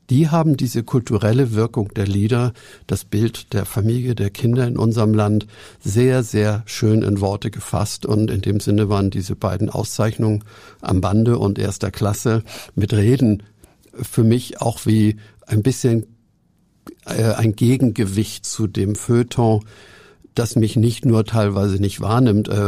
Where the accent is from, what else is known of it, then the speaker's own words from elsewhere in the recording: Hamburg, Germany; ich bin ja auch ein Hamburger.